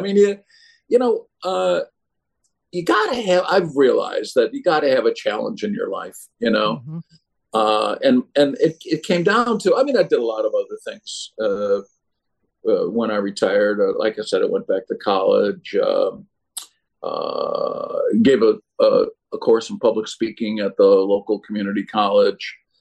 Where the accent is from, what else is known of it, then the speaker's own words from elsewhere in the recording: Chicago, Illinois, United States; when I grew up in Chicago